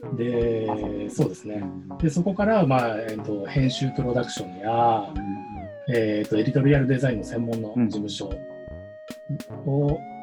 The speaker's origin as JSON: {"language": "Japanese", "region": "Niigata", "country": "Japan", "tie": "born or raised there", "also_born_or_lived": "Tokyo", "moved": "as an adult", "lives_now": "Kokubunji, Japan", "said": "1979年生まれの、はい、え新潟で生まれました"}